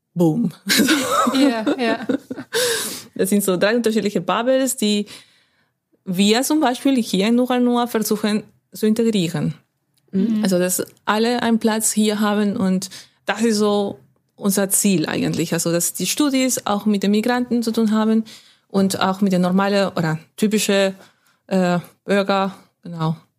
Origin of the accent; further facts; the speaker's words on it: Lima, Peru; first language Spanish; German is a second language; moved away as an adult; also born or lived in Hamburg / Schwäbisch Hall / Stuttgart / Frankfurt; now in Witten, Germany; ich bin in Lima aufgewachsen